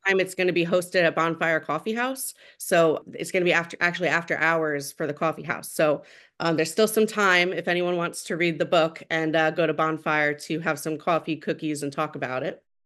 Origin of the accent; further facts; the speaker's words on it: Shirley, New York, United States; I grew up near Longwood Library